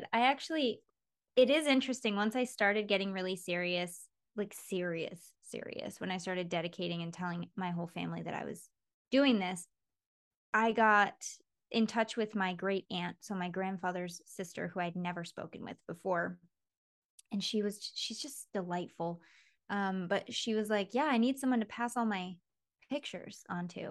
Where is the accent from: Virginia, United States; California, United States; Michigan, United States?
Michigan, United States; Mason; Mason, which is where I grew up in Michigan